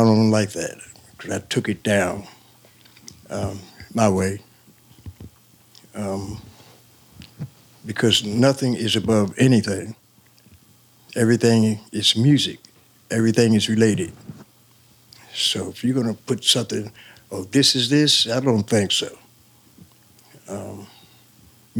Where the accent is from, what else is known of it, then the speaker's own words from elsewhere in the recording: Plainfield, New Jersey, United States; also born or lived in Long Branch, New Jersey; We moved to Plainfield